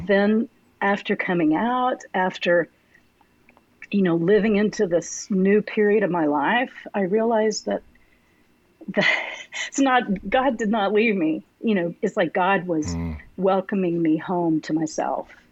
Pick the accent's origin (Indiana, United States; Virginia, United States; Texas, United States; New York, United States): Texas, United States; Arlington; I was born and raised in Arlington, uh, so I'm a mm-hmm. native Texan